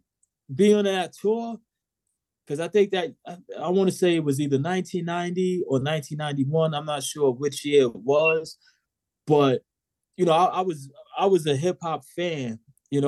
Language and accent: English; New York City, New York, United States; I'm from Southside Queens